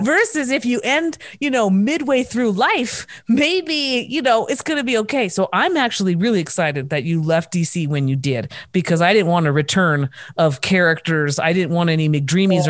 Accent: Orange, California, United States; also born or lived in Los Angeles; now in Reno, United States; in my home state and, and city of Orange County in Orange

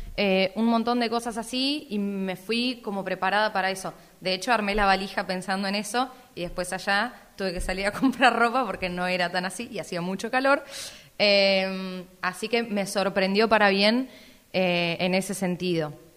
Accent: Necochea, Buenos Aires Province, Argentina; yo no era de Italia y que era de Argentina

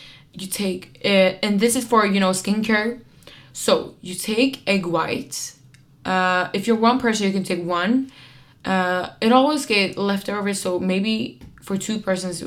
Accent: Kurdistan, Iran; moved away; I'm Kurd from Iran

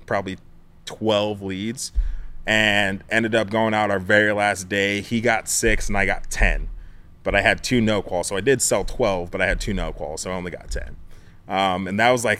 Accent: Illinois, United States; moved away; also born or lived in Fort Wayne, Indiana; I was born in Illinois

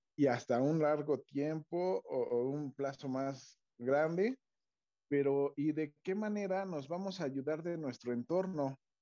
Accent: State of Mexico, Mexico; nosotros que somos mexiquenses

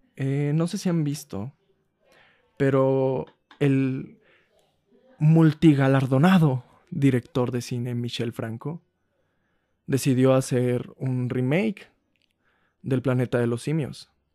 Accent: Huasteca, Mexico; En mi pueblo

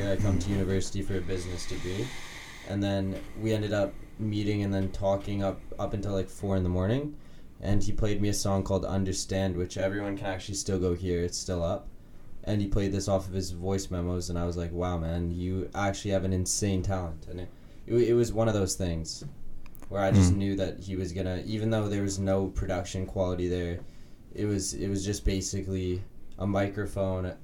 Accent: North Vancouver, British Columbia, Canada; also born or lived in Los Angeles; now in Victoria, Canada; I was born in Los Angeles, but I grew up my whole life in North Vancouver, British Columbia.

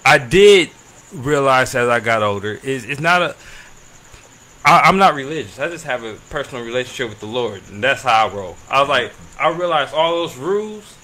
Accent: Los Angeles, California, United States; I grew up in Watts, in Jordan Downs.

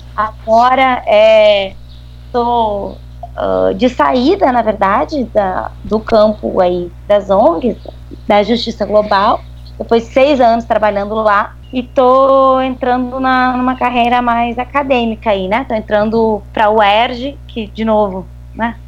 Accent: Rio Grande do Sul, Brazil; accent: gaúcho; moved away as an adult; also born or lived in Niterói; now in Rio de Janeiro, Brazil; pelo meu sotaque já se nota que eu sou gaúcha

